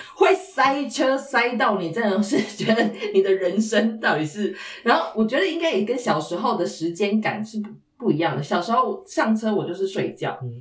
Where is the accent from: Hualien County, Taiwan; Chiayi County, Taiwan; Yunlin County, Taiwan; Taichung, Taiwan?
Taichung, Taiwan; also born or lived in Taipei; now in Tainan, Taiwan; 我是台中人，然后，呃，我们要回的乡，我们要回的乡下就是所谓的南部，大家的南部，台北人的南部，就是，就是彰化啊这样